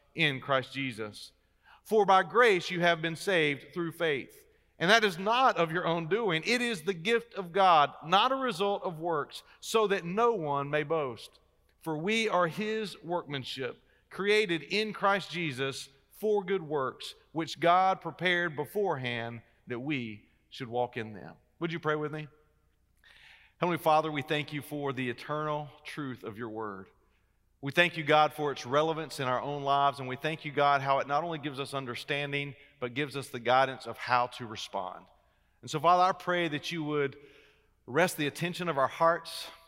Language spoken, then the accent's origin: English; Wilmington, North Carolina, United States; I am a native of North Carolina. In fact, I grew up uh, on the coast. I grew up in Wilmington down by the beach